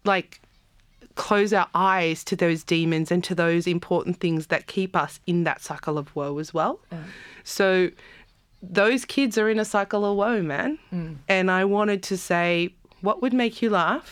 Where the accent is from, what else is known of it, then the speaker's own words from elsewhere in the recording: Campbelltown, New South Wales, Australia; also born or lived in South Africa; I was as a teenager growing up in Campbelltown.